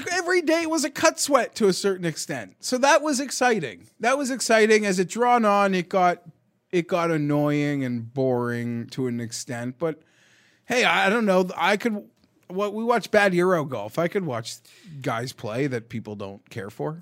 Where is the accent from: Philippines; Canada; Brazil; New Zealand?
Canada; we're Canadian